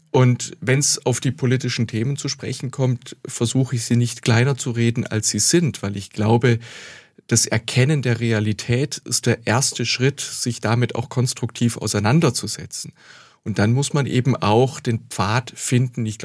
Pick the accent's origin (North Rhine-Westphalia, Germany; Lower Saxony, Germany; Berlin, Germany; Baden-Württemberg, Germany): Baden-Württemberg, Germany; Bad Säckingen; born there; Ich war zuvor schon fünf Jahre Stadtrat und Fraktionsvorsitzender in meiner Geburtsstadt Bad Säckingen.